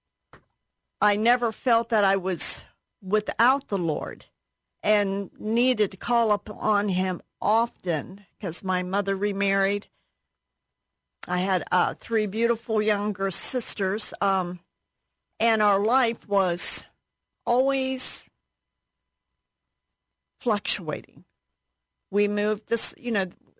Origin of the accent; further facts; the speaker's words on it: Ironton, Ohio, United States; I was raised in Ironton, Ohio.